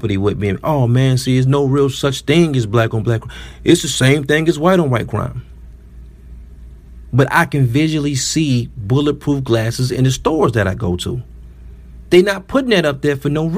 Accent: Detroit, Michigan, United States; I'm from the city of Detroit

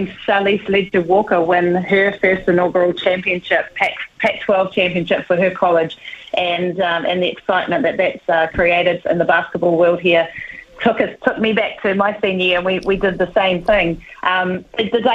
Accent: Whanganui, Manawatū-Whanganui, New Zealand; moved away; I grew up in Whanganui in the 80s

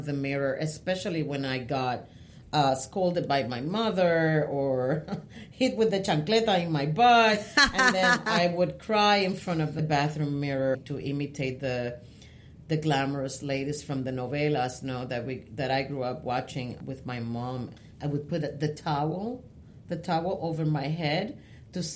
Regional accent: San Juan, Puerto Rico; English is a second language; moved away as an adult; also born or lived in Manatí, Puerto Rico / Bayamón, Puerto Rico; now in New York, United States; I was born and raised in Puerto Rico.

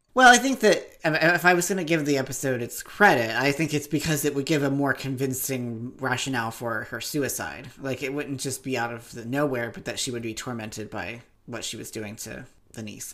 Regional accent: Appalachia, United States; I'm from Appalachia. We're a few years behind everything else.

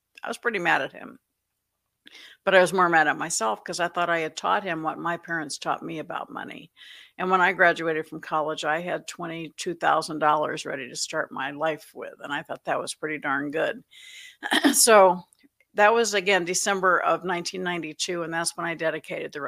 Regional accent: Florida, United States; My dad retired when I was 8 from the Navy. We moved to Florida

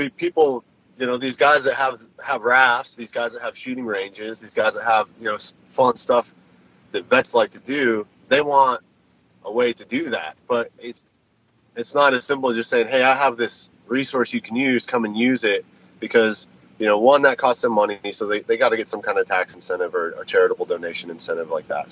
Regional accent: Colorado, United States; I grew up in Colorado.

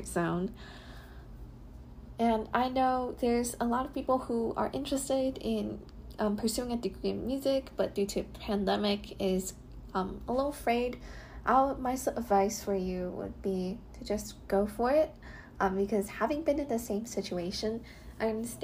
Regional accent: Holmdel, New Jersey, United States; moved away as an adult; now in Michigan, United States; I'm from Holmdel, New Jersey.

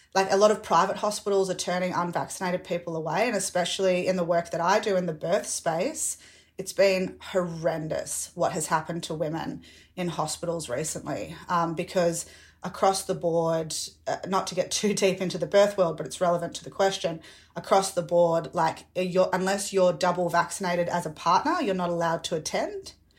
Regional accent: Victoria, Australia; especially being an Australian, and especially being a Victorian

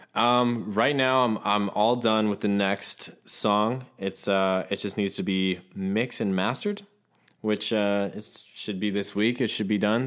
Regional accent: Ohio, United States; also born or lived in Los Angeles; now in Nashville, United States; I'm originally from Ohio

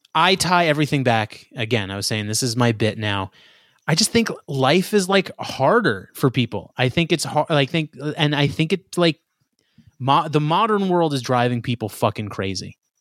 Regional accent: New York, United States; I'm from New York

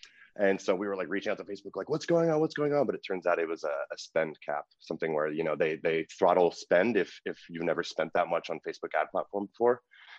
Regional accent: California, United States; When you're from the Bay, I think you're kind of proud of it. But … I had a great childhood.

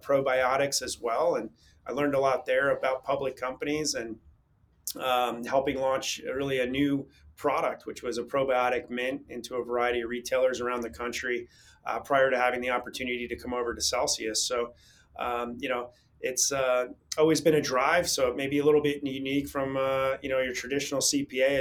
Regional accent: north of Tampa, Florida, United States; also born or lived in Newburgh, New York / Boca Raton, Florida; I grew up in north of Tampa

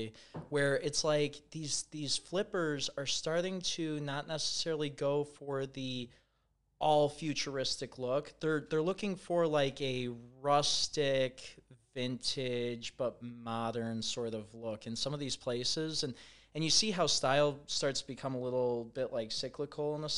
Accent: St. Charles, Illinois, United States; also born or lived in West Chicago, Illinois / Columbia, Missouri; I'm from St. Charles, Illinois. Initially, I grew up in West Chicago, moved to St. Charles in about, I think I was in third grade at the time

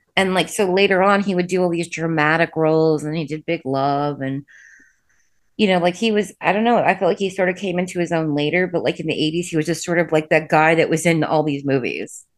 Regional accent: Indiana, United States; I'm from the Midwest.

